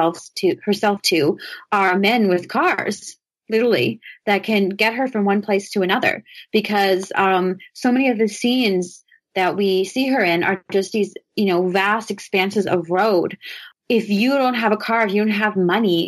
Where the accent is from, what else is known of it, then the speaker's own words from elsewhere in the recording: Nova Scotia, Canada; I'm from Nova Scotia, which is pretty much the Pennsylvania of Canada